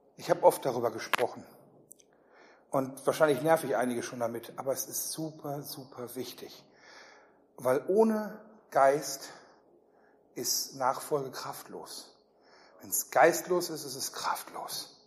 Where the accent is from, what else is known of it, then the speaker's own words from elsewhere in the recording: Ruhr area, North Rhine-Westphalia, Germany; ich komme eher so aus Richtung Ruhrgebiet